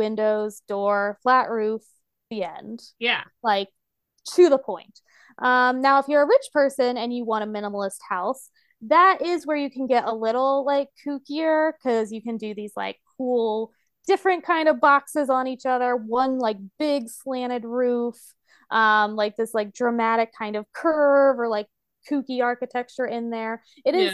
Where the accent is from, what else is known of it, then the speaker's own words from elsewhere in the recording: United States; I'm an American and that's all I know